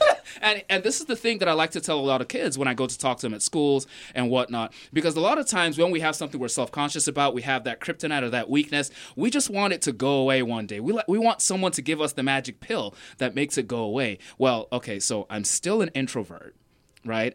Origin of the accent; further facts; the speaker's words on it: Nigeria; now in Raleigh, United States; I did grow up in Nigeria, and growing up, I was sort of a very shy, introverted kid